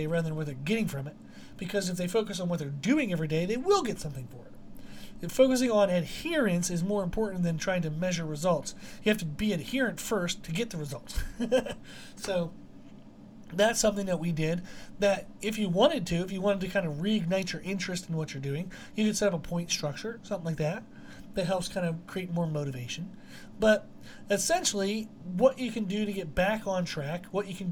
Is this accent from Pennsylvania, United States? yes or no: yes; Pennsylvania, United States; we grew up in Pennsylvania and the backwoods of Pennsylvania